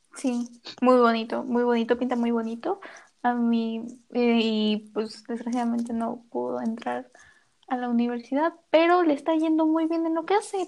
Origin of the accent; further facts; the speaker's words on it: Mexico; como mexicanos decimos